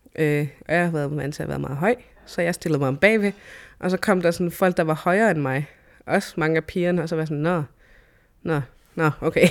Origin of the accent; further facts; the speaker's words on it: Sisimiut, Greenland; now in Nuuk, Greenland; jeg er født og opvokset her i Grønland, øh, i Sisimiut